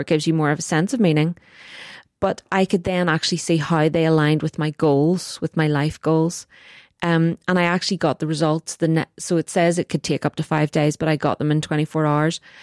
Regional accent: Northern Ireland, United Kingdom; It's very complicated to be Northern Irish.

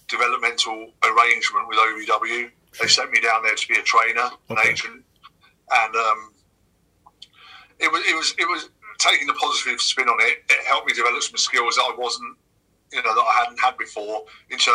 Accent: England, United Kingdom; I slowly tried to morph away from presenting myself as being too British.

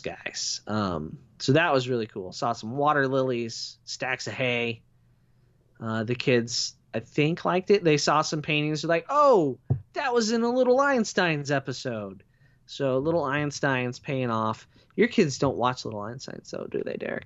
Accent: United States; people identified me as an American

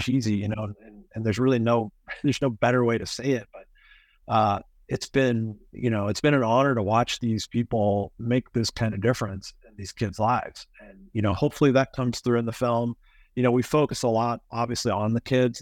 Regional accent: Kansas City, Missouri, United States; I grew up in Kansas City, I was gone for ten years and came back

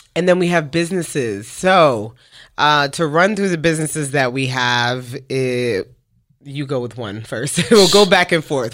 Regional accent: New York City, New York, United States; moved away as an adult; now in Dallas, United States; we are from Brooklyn, New York, uh, now living in Dallas, Texas for the past five and a half years. But, uh, we met each other in the projects

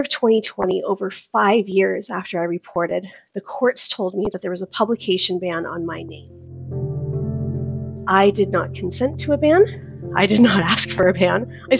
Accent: Victoria, British Columbia, Canada; I'm from Victoria, British Columbia.

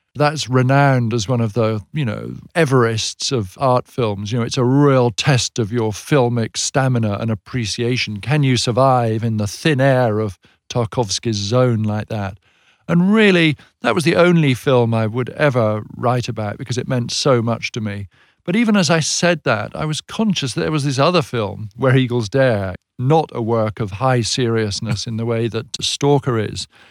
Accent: United Kingdom; we in Britain

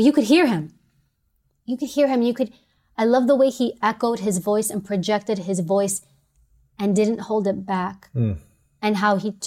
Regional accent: New York City, New York, United States; I'm from New York City

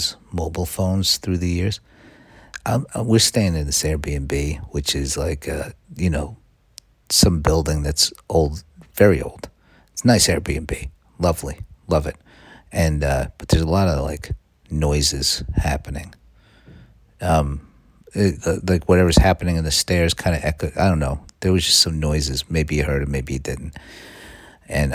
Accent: United States; I'm an American.

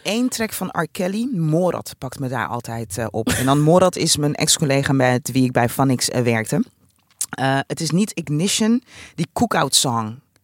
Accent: Rotterdam, South Holland, Netherlands; als Rotterdammer

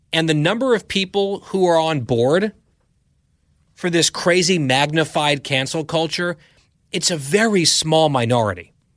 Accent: New Jersey, United States; now in Virginia, United States; I grew up in New Jersey

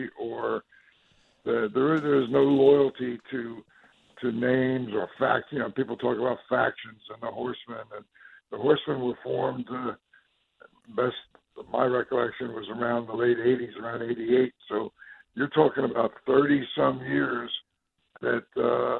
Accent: New Jersey, United States; I was originally from New Jersey, born and raised there

